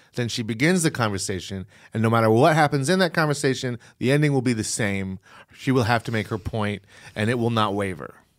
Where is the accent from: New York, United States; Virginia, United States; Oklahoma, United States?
Virginia, United States; moved away; I grew up in Virginia